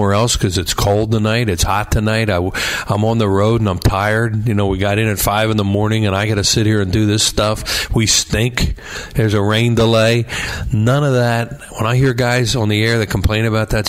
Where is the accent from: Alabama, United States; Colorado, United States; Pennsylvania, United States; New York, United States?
Pennsylvania, United States; Newtown Square; I grew up in Newtown Square in Delaware County